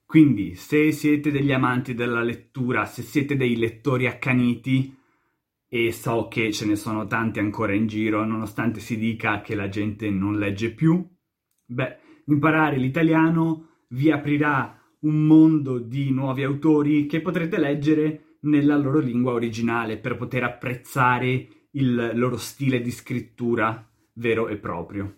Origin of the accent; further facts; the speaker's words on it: Italy; first language Italian; sono nato e sono cresciuto in Italia